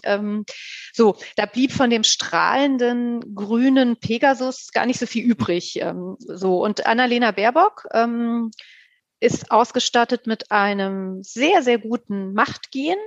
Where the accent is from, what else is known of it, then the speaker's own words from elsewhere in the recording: Wiesbaden, Hesse, Germany; Wiesbaden, übrigens meine Heimatstadt